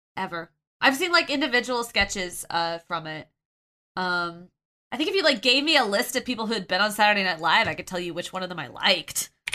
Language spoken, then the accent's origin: English; Kansas, United States; I grew up in Kansas, so I can rip on Kansas, but I l, that's my home state